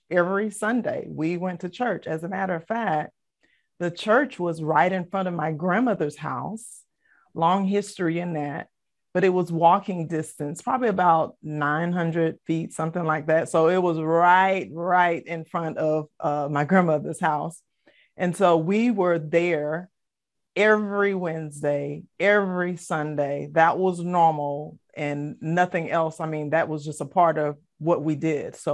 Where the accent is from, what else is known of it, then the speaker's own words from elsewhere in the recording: Savannah, Georgia, United States; also born or lived in Philadelphia, Pennsylvania; I was born in Philadelphia, but I was raised in Savannah, Georgia, in a single parent home with my mom. And I am one of five of the children that she birthed. And I was, um, you know, we, we were brought up Baptist.